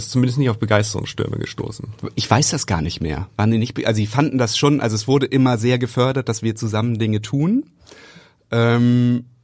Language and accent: German; Hamburg, Germany; moved away as an adult; now in Berlin, Germany; Also, weil wir kommen ja aus Hamburg.